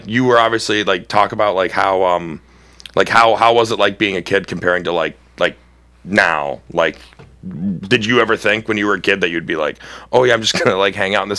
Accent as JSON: {"language": "English", "town": "Cleveland", "region": "Ohio", "country": "United States", "tie": "born or raised there", "said": "I grew up in Old Brooklyn, so it was pretty close to the city."}